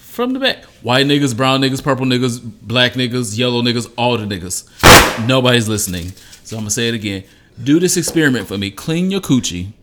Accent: Detroit, Michigan, United States; moved away; also born or lived in Los Angeles; I'm from Detroit

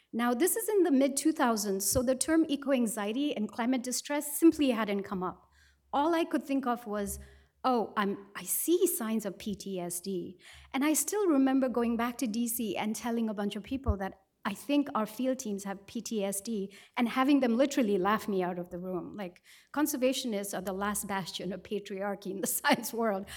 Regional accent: Sikkim, India; I come from Sikkim in the Far East and Himalayas.

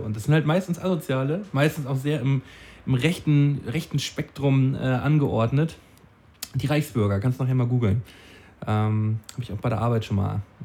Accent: Flensburg, Schleswig-Holstein, Germany; Flensburg, meine Heimatstadt. An dem Ort, an dem ich, ge an dem, an dem Ort, an dem ich geboren wurde.

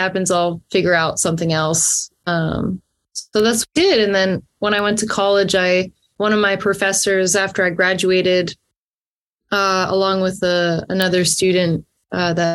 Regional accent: Perth County, Ontario, Canada; I grew up in Perth County, Ontario, just outside of Stratford, Ontario

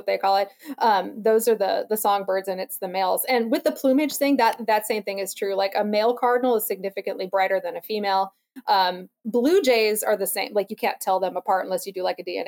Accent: Alaska, United States; I grew up in Alaska, and we have ravens up there

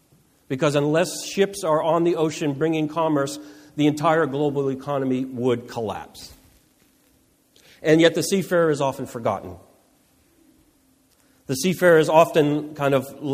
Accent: Boston, Massachusetts, United States; also born or lived in New Jersey; I was born in New Jersey, but I grew up in the Boston area.

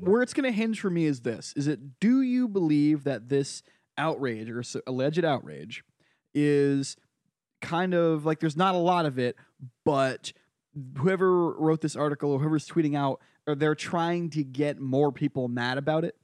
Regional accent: Brooklyn, Connecticut, United States; now in New York, United States; I went to my hometown local fair

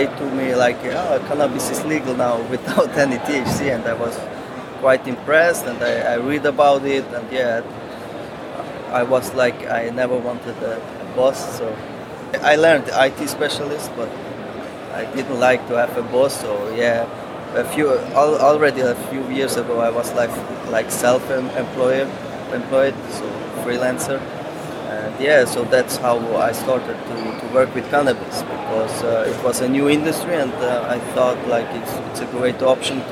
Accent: Switzerland; I am from Switzerland, and I am the CEO of Meritrain Switzerland.

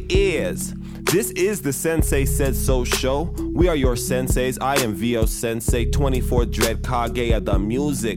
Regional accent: Nigeria; now in Salt Lake City, United States; I'm Nigerian

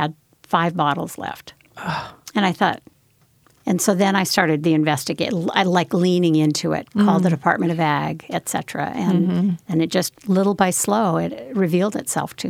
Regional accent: Wyoming, United States; I grew up in Wyoming

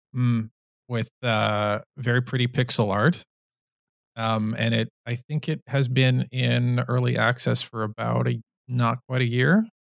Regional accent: Canada; I'm Canadian

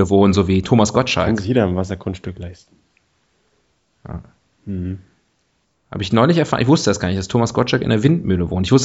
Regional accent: Erfurt, Thuringia, Germany; die Flüsse meiner Heimat. Was ist, was fließt, äh, was fließt äh, in, in Erfurt?

